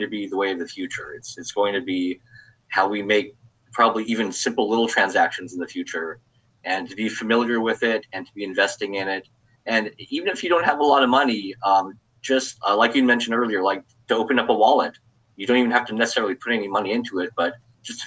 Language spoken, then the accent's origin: English; Hawaii, United States; moved away as an adult; now in Los Angeles, United States; I'm originally from Hawaii. I was born and raised there, and actually lived there until I was 30.